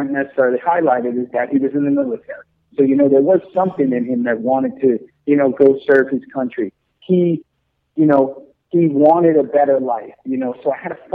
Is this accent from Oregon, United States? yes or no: no; New York City, New York, United States; growing up in New York City